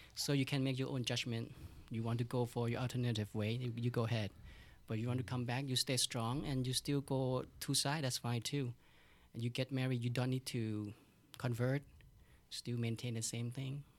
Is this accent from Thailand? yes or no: yes; Thailand; my hometown is, uh, fifteen minute away from Bangkok.